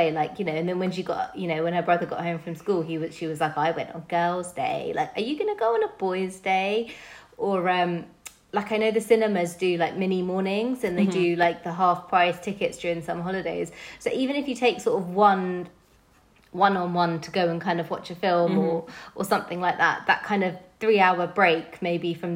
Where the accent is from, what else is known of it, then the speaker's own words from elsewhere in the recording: London, United Kingdom; As a Londoner